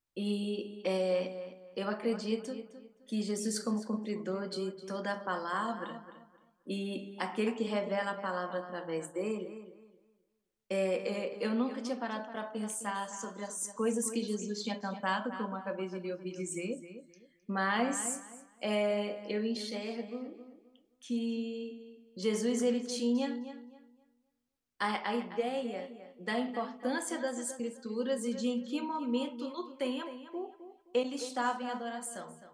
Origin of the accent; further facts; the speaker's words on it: Northeast Region, Brazil; eu sou, do Nordeste do Brasil, é, brasileira, da América do Sul